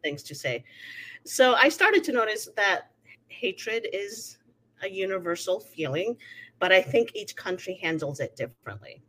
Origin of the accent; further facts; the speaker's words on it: Venezuela; also born or lived in United States; now in Mexico; I was born in Venezuela. my family has been Venezuelan for 300 years